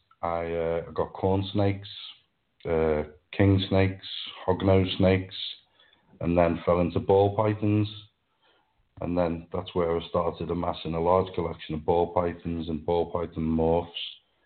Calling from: Wirral, North West England, United Kingdom; Well, I'm just across the River Mersey. It's a little peninsula called the Wirral. So just across the Mersey from Liverpool.

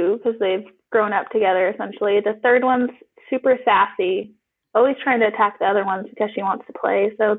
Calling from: Davis, California, United States; Today I'm calling in from Davis. I live here with my husband and three brothers and three cats.

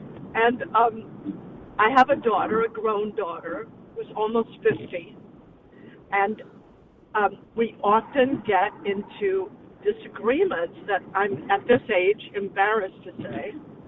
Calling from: Petaluma, California, United States; I'm calling from Petaluma, California

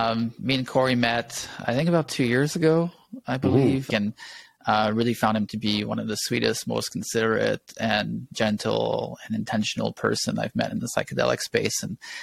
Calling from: Kaslo, British Columbia, Canada; I'm calling from Caslow, the land of the Sinai people, the Kenai people.

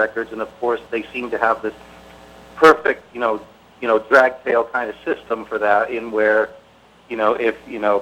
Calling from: Middlebury, Vermont, United States; I'm calling from Middlebury, Vermont, a musician up here.

